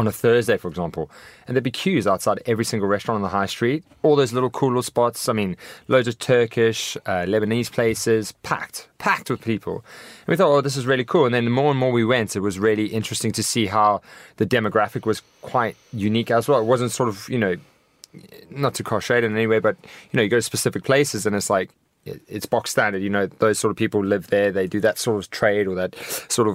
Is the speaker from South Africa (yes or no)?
yes; South Africa; moved away as an adult; now in London, United Kingdom; I'm an extremely passionate and patriotic South African. I mean, I've been here for 9 years, but I still count myself as a South African.